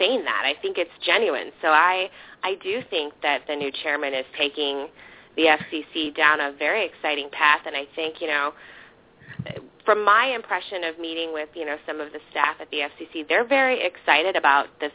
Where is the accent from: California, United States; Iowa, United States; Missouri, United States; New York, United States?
Iowa, United States; I'm from Iowa